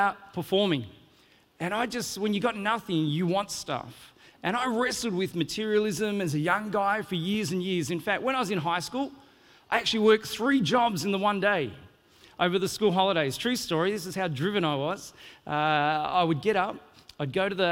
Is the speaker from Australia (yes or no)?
yes; Australia; moved away as an adult; now in New Zealand; I'm originally from Australia